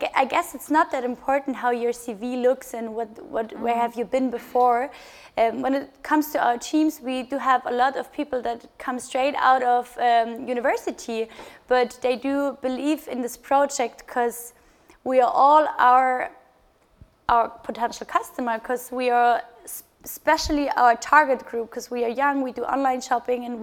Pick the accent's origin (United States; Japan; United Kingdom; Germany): Germany; Bavaria; my co-founder Christian and and me, we are from Bavaria